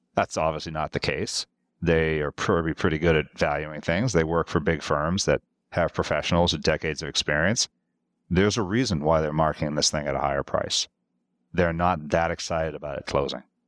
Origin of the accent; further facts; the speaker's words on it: Massachusetts, United States; moved away as an adult; also born or lived in Europe; I was born and raised in Massachusetts